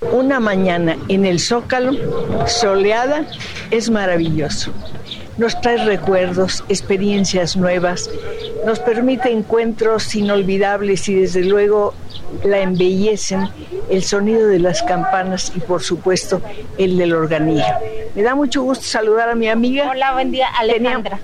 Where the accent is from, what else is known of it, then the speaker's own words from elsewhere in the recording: Mexico City, Mexico; also born or lived in San Felipe Torres Mochas, Guanajuato / San Luis Potosí; Yo era muy niña cuando llegué a la Ciudad de México, de haber tenido unos cinco años